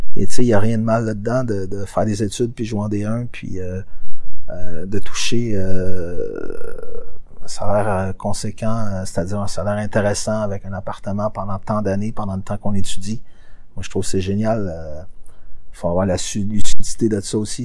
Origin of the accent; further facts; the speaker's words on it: Quebec, Canada; chez nous au Québec